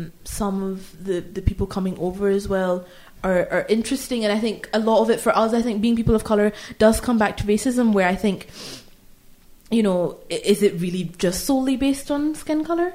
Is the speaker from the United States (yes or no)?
no; Scotland, United Kingdom; we've grown up here. I feel as Scottish as anybody does